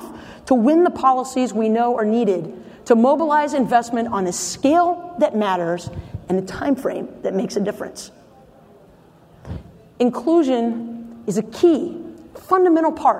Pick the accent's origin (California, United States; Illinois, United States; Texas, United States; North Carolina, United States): North Carolina, United States; In my home state of North Carolina